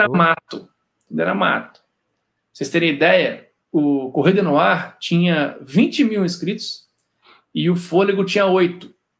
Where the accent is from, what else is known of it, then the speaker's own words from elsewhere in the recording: Cataguases, Minas Gerais, Brazil; moved away as an adult; also born or lived in Juiz de Fora; now in Rio de Janeiro, Brazil; Eu sou mineiro lá do interior de Cataguases, mas é a minha segunda passagem aqui no Rio